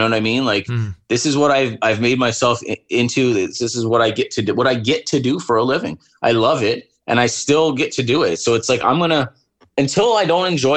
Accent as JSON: {"language": "English", "town": "Windsor", "region": "Ontario", "country": "Canada", "tie": "born or raised there", "moved": "as an adult", "lives_now": "Sault Ste. Marie, Canada", "said": "I grew up in Southern Ontario in Windsor, and it's so close to Detroit that you could literally throw a rock from my house and hit the bridge"}